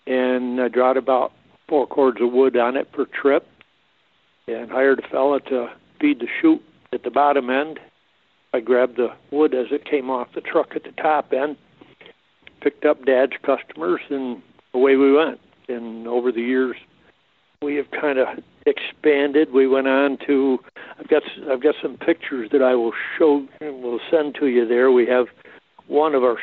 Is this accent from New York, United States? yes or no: yes; Thurman, New York, United States; born or raised there; now in Hadley, United States